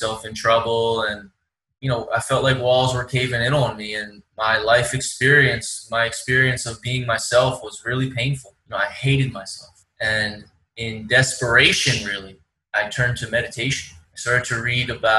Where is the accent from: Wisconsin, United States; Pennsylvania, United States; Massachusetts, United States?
Pennsylvania, United States; Philadelphia; moved away; I come from Philly on the East Coast